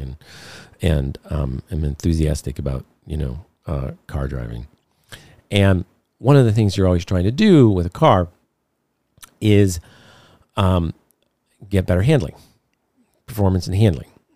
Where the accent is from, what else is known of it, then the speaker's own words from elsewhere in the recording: Detroit, Michigan, United States; I grew up in Detroit in the midst of the automotive business